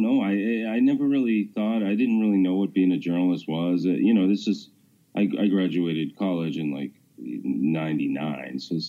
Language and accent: English; Massachusetts, United States; also born or lived in New York / Washington, D.C.; I live, just outside of Boston now, mm-hmm. and I've lived in Massachusetts. I grew up here